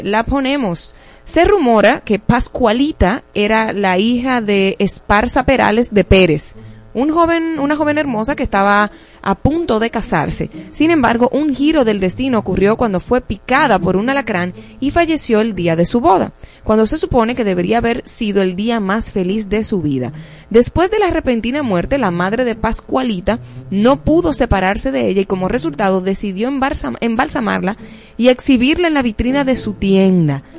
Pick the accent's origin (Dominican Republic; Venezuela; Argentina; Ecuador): Dominican Republic